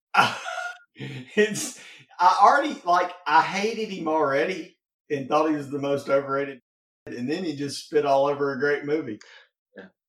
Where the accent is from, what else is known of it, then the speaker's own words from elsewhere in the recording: Mississippi, United States; I'm from Mississippi.